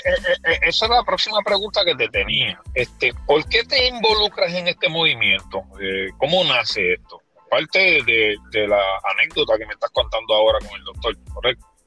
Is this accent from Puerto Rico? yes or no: yes; Ponce, Puerto Rico; yo soy de Jardines del Caribe y de la quinta sección